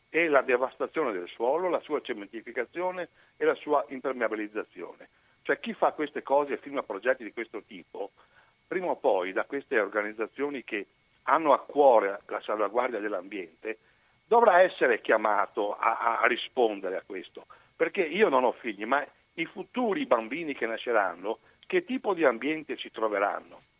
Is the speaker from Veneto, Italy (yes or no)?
yes; Venice, Veneto, Italy; Io sono molto legato a Venezia perché essendo veneziana anche mia moglie, il primo bacio a lei gliel'ho dato a Venezia